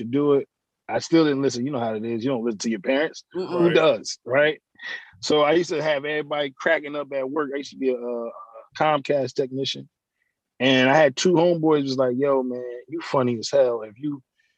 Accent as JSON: {"language": "English", "town": "Newark", "region": "New Jersey", "country": "United States", "tie": "born or raised there", "also_born_or_lived": "Burlington County, New Jersey", "moved": "as an adult", "lives_now": "Burlington, United States", "said": "I'm born and raised in Newark, New Jersey. Now I'm in South Jersey, Burlington."}